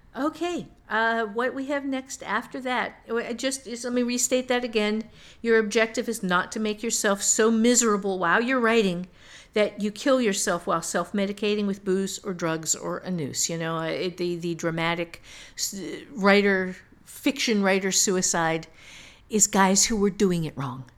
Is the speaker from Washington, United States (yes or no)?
no; Ohio, United States; I'm from Ohio